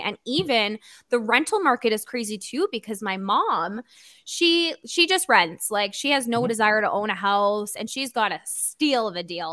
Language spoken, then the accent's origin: English; Niagara Falls, Ontario, Canada; moved away; we're both from Niagara Falls